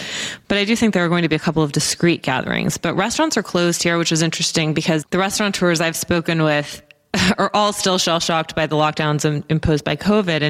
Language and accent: English; United States; moved away as an adult; now in London, United Kingdom; as an American here in London